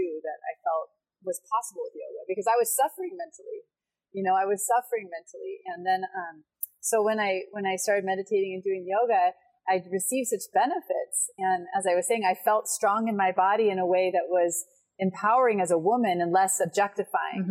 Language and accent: English; Portland, Oregon, United States; I grew up in Portland, Oregon, which is a pretty progressive city